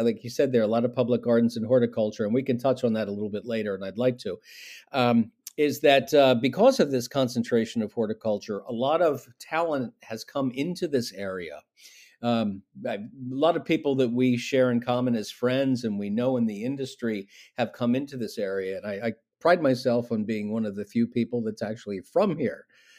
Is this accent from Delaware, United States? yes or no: yes; Wilmington, Delaware, United States; I grew up in Wilmington, Delaware, which is in the very top of Newcastle County, the northernmost county of our three counties in Delaware, which is about, as the crow flies, probably 10 or 11 miles from Longwood. So right in the heart of the Delaware Valley.